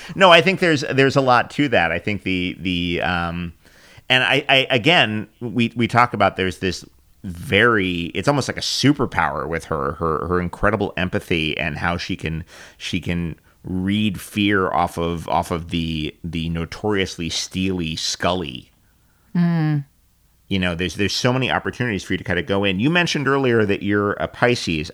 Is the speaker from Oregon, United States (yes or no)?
no; New York City, New York, United States; I am actually from Queens